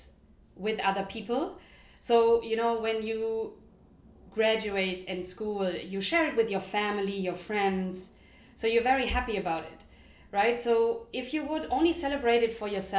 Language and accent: English; Germany; moved away as an adult; now in London, United Kingdom; we grew up in Germany, now we live in London for almost 8 years